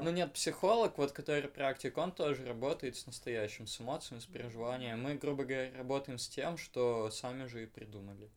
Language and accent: Russian; Perm, Perm Krai, Russia; я уеду из Перми